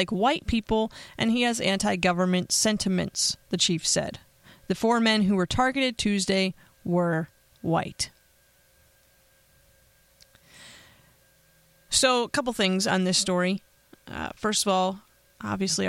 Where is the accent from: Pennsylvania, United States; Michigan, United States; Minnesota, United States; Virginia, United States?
Pennsylvania, United States; now in Las Vegas, United States; my home state of Pennsylvania